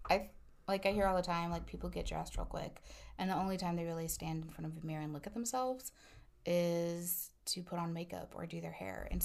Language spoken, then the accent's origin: English; Midwest, United States; and I'm from the Midwest, so I don't get cold like all the time over here in Northern California.